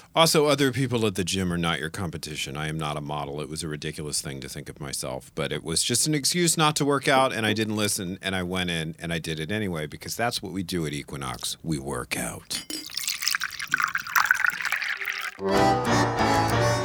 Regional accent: New Orleans, Louisiana, United States; moved away; I grew up in New Orleans, Louisiana

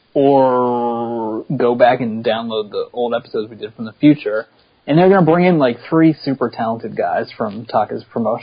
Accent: Pittsburgh, Pennsylvania, United States; I'm from Pittsburgh.

